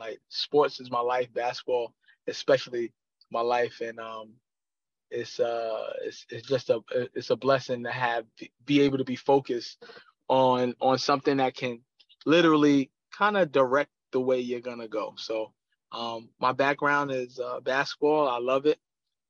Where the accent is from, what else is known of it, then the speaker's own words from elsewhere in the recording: New York City, New York, United States; I'm from Queens, New York. I've been playing ball since I was a little kid. Born and raised